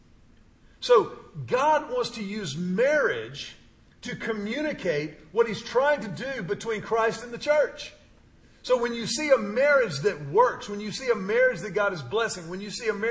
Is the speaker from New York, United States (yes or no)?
no; Houston, Texas, United States; My pastor growing up in Houston, he used to tell us all the time, I grew up in a Baptist church